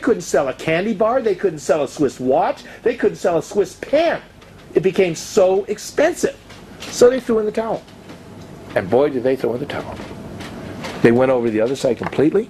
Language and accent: English; United States; I'm an American. And I come to you from a country that is so different than the country I grew up in.